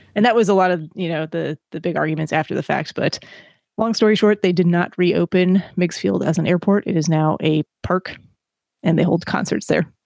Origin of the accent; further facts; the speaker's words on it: Chicago, Illinois, United States; moved away; also born or lived in Boston; I grew up in Chicago